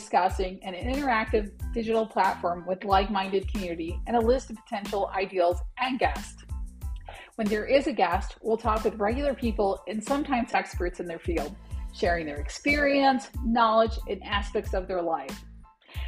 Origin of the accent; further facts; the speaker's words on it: Detroit, Michigan, United States; also born or lived in Anchorage, Alaska; now in West Texas, United States; I was born in Anchorage, Alaska, but grew up in Metro Detroit